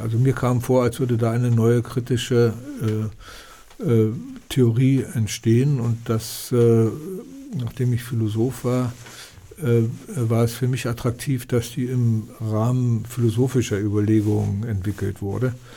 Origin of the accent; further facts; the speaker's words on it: Berlin, Germany; now in Austria; Wir haben in der, in der Dunkerstraße, äh, Dimitrovstraße, Danziger Straße gewohnt.